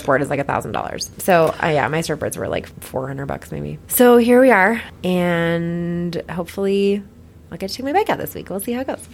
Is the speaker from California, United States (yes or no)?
no; Boulder, Colorado, United States; I was born and raised in Boulder and I still live in Boulder